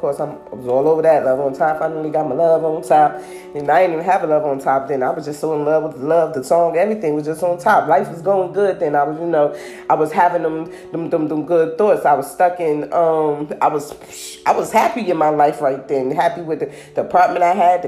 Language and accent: English; New Jersey, United States; I'm from New Jersey, so this is like my New Jersey community reality